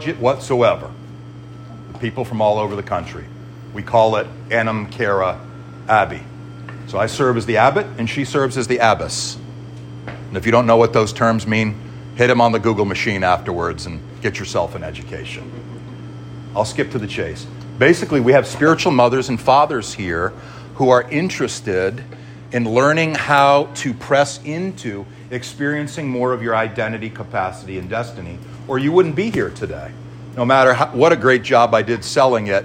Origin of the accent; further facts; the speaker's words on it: Northeast, United States; I'm from the Northeast.